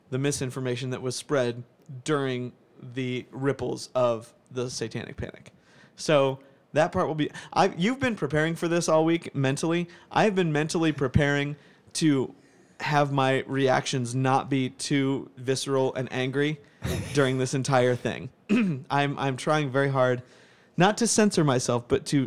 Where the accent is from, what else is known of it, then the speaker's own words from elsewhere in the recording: United States; As an American only here, so no Canadian influence on me whatsoever